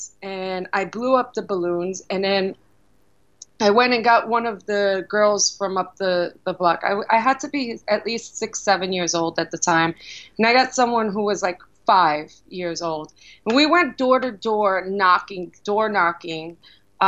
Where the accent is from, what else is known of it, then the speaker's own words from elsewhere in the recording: New York City, New York, United States; also born or lived in Brooklyn; I was born in Brooklyn, raised in the Bronx